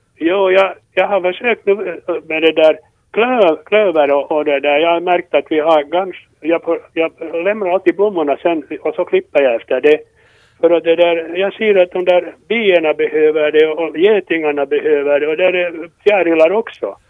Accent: Tolkis, Uusimaa, Finland; moved away as an adult; jag är från Tolkis egentligen, och jag bo- bodde ända tills jag var- vänta nu, tjugofyra år.

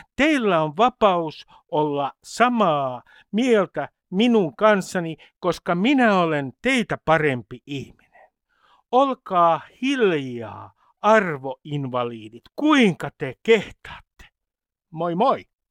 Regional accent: Nummi-Pusula, Uusimaa, Finland; sieltä mistä mä oon kotoisin, Hämeen ja Uudenmaan ja Varsinais-Suomen raja-alueelta, Nummipusolasta

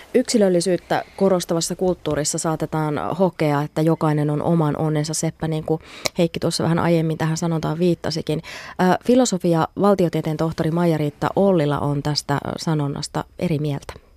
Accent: Finland; Me suomalaiset

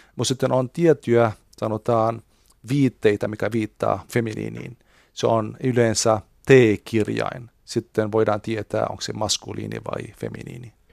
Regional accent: Beirut, Beirut Governorate, Lebanon; Finnish is a second language; now in Finland; meillä, mistä minä olen kotoisin, Libanonista Beirutissa

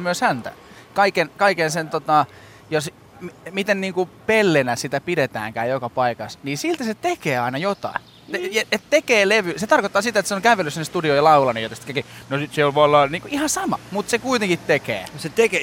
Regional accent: South Ostrobothnia, Finland; mä oon Etelä-Pohjanmaalta

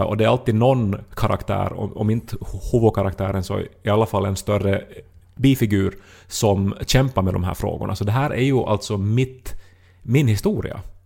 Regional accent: Esse, Ostrobothnia, Finland; moved away as an adult; Essi, min hemby i som jag bodde i 20 år ändå

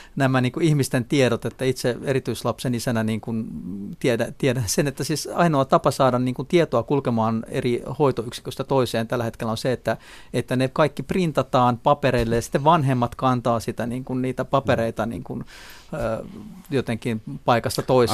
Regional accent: Klaukkala, Uusimaa, Finland; moved away; vanha kotikyläni Klaukkalan

